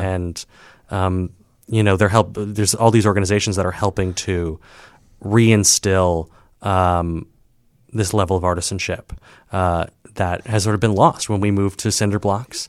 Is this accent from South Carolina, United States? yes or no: no; Saint Paul, Minnesota, United States; also born or lived in Ohio; now in Chicago, United States; I'm from Saint Paul, Minnesota.